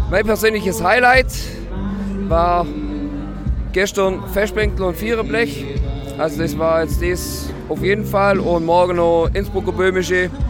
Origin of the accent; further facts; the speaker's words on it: Württemberg Allgäu, Baden-Württemberg, Germany; aus dem schönen württembergischen Allgäu.